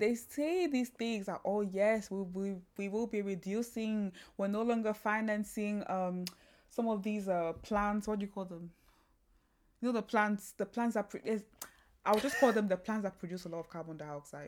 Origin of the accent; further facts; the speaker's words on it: Kilimanjaro, Tanzania; moved away; also born or lived in Cameroon; I grew up in Tanzania, the Mount Kilimanjaro where I grew up around